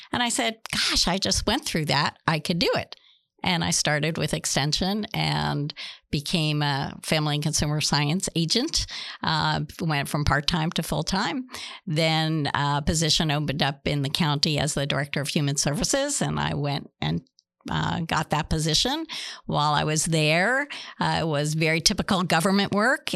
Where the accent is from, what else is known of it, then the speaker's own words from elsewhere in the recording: New Jersey, United States; moved away as an adult; also born or lived in Boston, Massachusetts / Florida; now in Pasco, United States; born and raised in Nus-, New Jersey